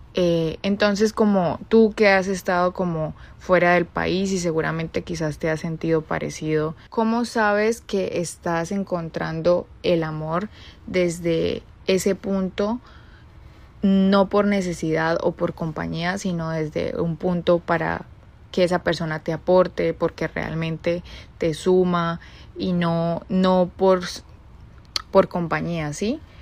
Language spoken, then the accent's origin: Spanish; Bucaramanga, Santander, Colombia; moved away as an adult; now in Chicago, United States; soy de Colombia, Bucaramanga. Tengo 26 años, pero vivo actualmente en la ciudad de Chicago.